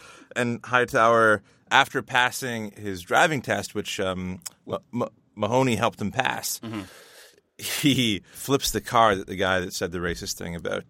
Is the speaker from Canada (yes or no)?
yes; Canada; We're Canadian.